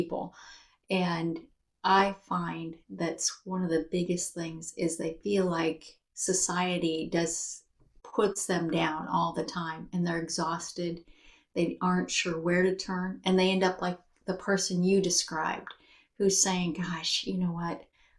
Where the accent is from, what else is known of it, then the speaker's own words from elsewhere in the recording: United States; we're American